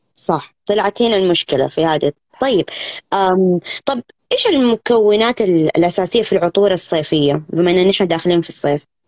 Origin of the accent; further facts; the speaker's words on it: Saudi Arabia; عندنا في السعودية